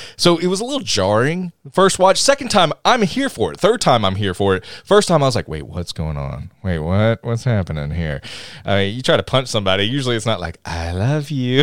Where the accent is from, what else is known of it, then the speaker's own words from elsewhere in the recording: Tennessee, United States; we're all from Tennessee